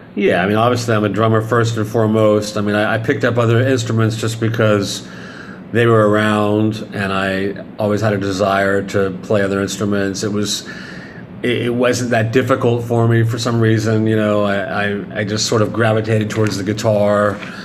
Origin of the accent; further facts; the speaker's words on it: Dallas, Texas, United States; moved away; also born or lived in Arizona / New York City; I was born in Arizona, but I grew up in Dallas, Texas